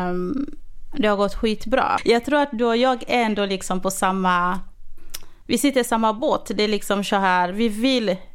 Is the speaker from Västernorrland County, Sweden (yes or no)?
yes; Örnsköldsvik, Västernorrland County, Sweden; now in Västerås, Sweden; jag är uppvuxen i Övik och eh, bor idag i Västerås.